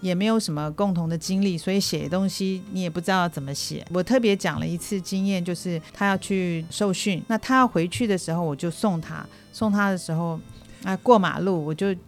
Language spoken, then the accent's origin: Chinese; Taiwan; moved away as an adult; also born or lived in Hong Kong / Shanghai; 我是台湾土生土长，然后后来我跟着先生一起去到了香港、上海，住过一段时间。那现在是退休，回来过退休生活